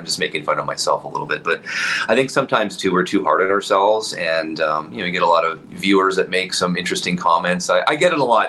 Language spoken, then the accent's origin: English; Winnipeg, Manitoba, Canada; I'm born and raised in Winnipeg